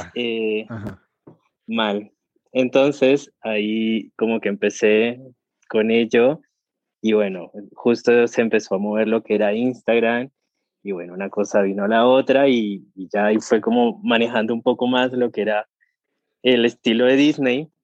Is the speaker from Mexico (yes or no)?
no; Colombia; moved away as an adult; now in Argentina; llegué a Argentina, yo soy colombiano, llegué a Argentina